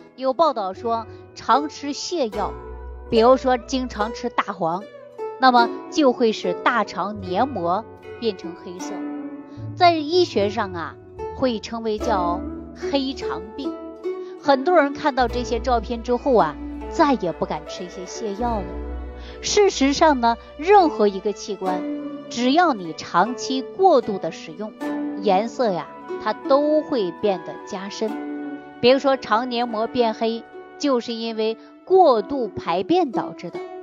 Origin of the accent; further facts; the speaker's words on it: China; 我们中国人